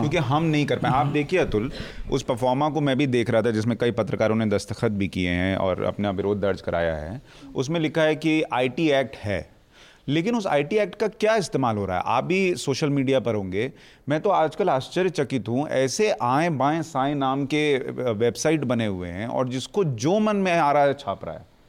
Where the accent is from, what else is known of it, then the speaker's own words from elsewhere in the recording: Bihar, India; moved away; मैं तो बिहार से आता हूँ